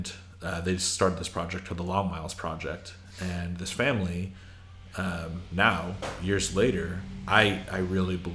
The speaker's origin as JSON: {"language": "English", "region": "Idaho", "country": "United States", "moved": "yes", "said": "I'm from Idaho"}